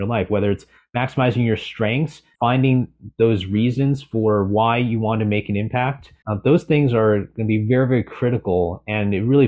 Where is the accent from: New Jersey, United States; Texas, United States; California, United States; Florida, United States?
California, United States; I'm originally from California